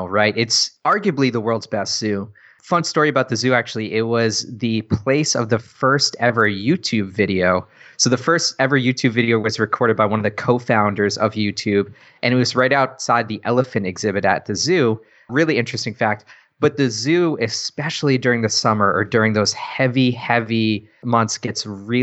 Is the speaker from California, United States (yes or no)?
no; New Hampshire, United States; moved away as an adult; also born or lived in Syracuse, New York / New York City; now in San Diego, United States; I was born and raised in New Hampshire